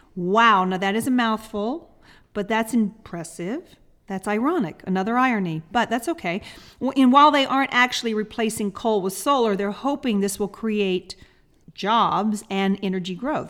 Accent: the South, United States; I'm from the South

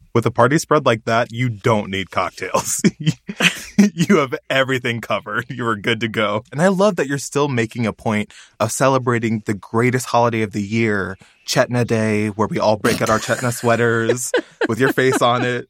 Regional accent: Texas, United States; my home state, Texas

